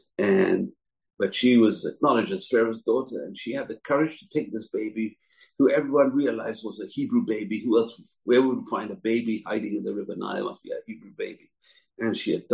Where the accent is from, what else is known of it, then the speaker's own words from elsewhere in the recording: England, United Kingdom; Growing up as a little kid in England in the 60s, in the 70s